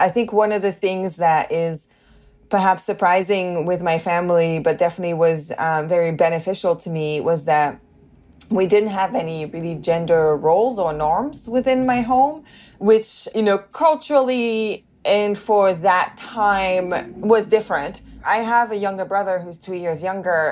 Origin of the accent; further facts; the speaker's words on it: the north of England, United Kingdom; accent: northern; also born or lived in Canada; But I also grew up, you know, in the north of England.